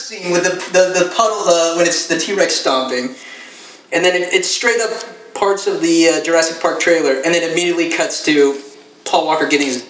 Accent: Philippines

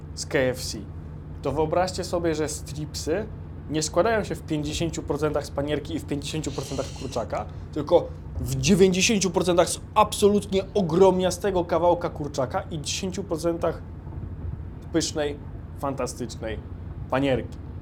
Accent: Poland; mówimy, że z Polski

